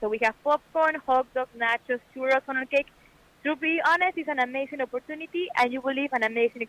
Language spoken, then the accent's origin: English; Mexico; I'm from Mexico.